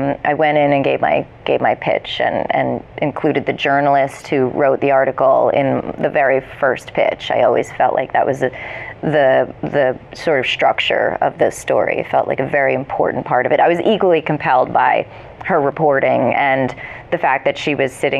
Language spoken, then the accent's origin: English; New Jersey, United States; moved away as an adult; also born or lived in New York; I grew up in New Jersey